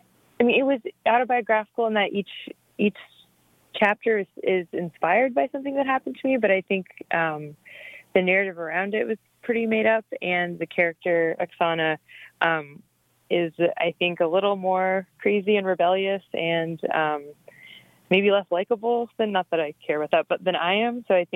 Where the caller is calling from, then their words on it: Iowa City, Iowa, United States; I'm calling from Iowa City, Iowa, where I live.